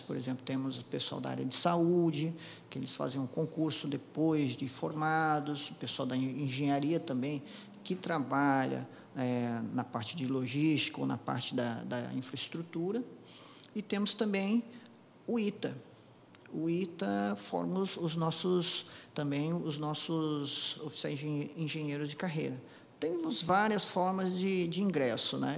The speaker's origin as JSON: {"language": "Portuguese", "town": "Apucarana", "region": "Paraná", "country": "Brazil", "tie": "born or raised there", "moved": "yes", "said": "Eu, eu nasci no interior do Paraná, na cidade de Apucarana, eu era, era do sítio, da roça"}